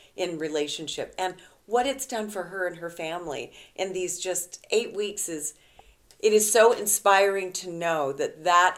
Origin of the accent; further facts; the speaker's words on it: West Coast, United States; moved away as an adult; now in Midwest, United States; having been born and raised in the West Coast and just here in the Midwest the last couple of years